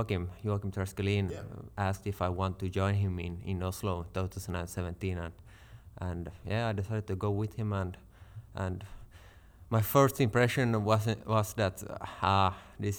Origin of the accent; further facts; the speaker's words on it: Vaasa, Ostrobothnia, Finland; from Vasa in Finland, and I'm 28 years for the moment.